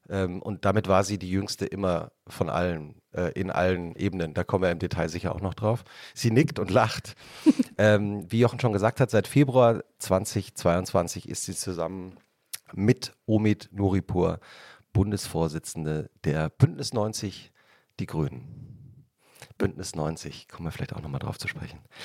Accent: Hesse, Germany; ich bin in Hessen äh, zur Schule

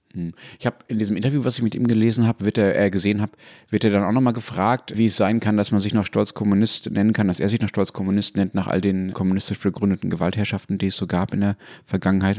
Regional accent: Germany; also born or lived in Dortmund; ich als Deutscher

